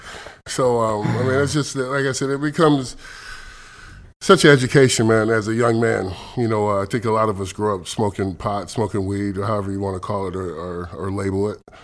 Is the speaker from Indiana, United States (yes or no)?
yes; Elkhart, Indiana, United States; moved away as an adult; also born or lived in Kentucky / Athens, Texas; now in Seattle, United States; I grew up outside Chicago in Indiana, Elkhart, Indiana, which is about forty-five minutes to an hour outside of Chicago